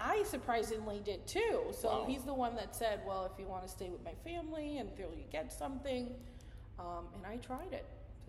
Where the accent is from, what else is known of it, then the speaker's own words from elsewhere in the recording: Mayagüez, Puerto Rico; first language Spanish; English is a second language; So my main language, of course, is Spanish. But I grew up in Puerto Rico, as you may know, we're a commonwealth of the United States, so we grew up with both English and Spanish.